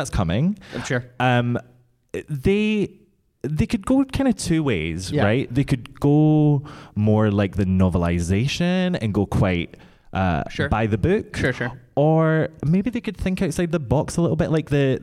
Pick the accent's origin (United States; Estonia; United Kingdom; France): United Kingdom; I'm so British